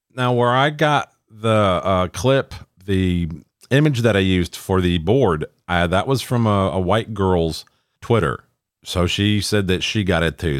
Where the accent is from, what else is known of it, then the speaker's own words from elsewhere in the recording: Minnesota, United States; my home state of Minnesota